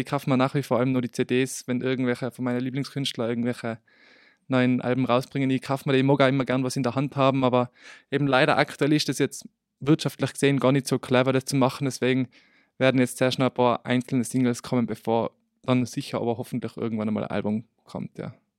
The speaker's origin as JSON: {"language": "German", "town": "Obsteig", "region": "Tyrol", "country": "Austria", "tie": "born or raised there", "moved": "as an adult", "lives_now": "Innsbruck, Austria", "said": "Eigentlich komme ich aus Obsteig und ich bin jetzt eben seit eh seit Beginn dieses Jahres in Innsbruck"}